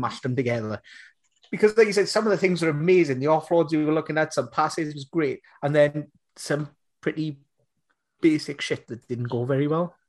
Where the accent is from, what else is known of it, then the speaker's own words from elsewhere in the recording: Munster, Ireland; I'm, I'm from Munster